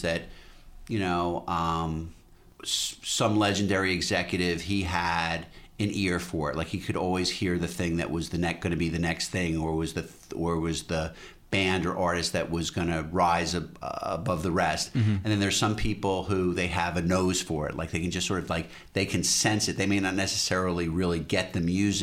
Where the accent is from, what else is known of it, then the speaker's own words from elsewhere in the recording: New York, United States; in New York when I was growing up